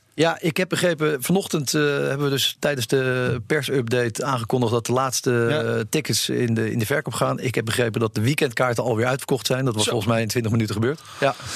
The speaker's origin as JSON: {"language": "Dutch", "country": "Netherlands", "said": "we als Nederlanders"}